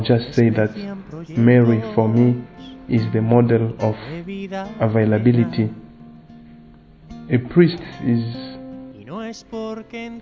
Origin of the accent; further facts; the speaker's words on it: DR Congo; from the Democratic Republic of Congo